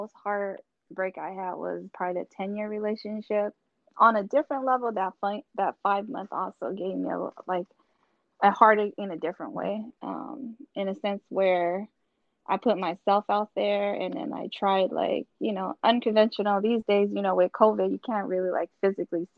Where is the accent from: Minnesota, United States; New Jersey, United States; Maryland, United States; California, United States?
California, United States; Oakland; born and raised in East Oakland, Bay Area. Always been